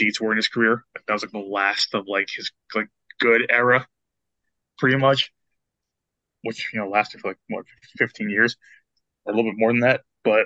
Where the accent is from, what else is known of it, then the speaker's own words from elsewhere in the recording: New Jersey, United States; we're from New Jersey